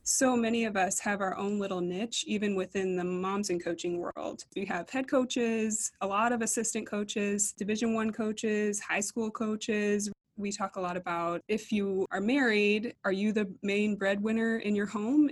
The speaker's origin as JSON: {"language": "English", "region": "East Coast", "country": "United States", "also_born_or_lived": "Minneapolis", "moved": "as an adult", "lives_now": "Abilene, United States", "said": "We're both from the East Coast"}